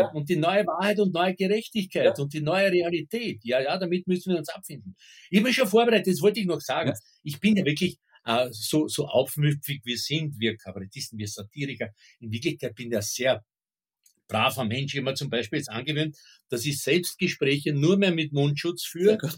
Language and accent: German; Burgenland, Austria; ich kann mich als Kind noch erinnern an so Dorfgendarmen im, im Südburgenland.